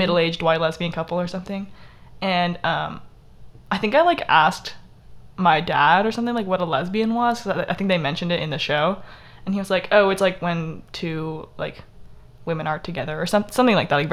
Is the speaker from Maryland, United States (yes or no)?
no; Texas, United States; also born or lived in Michigan; I was born in Michigan and I lived there for like 8 years, and then I moved to Texas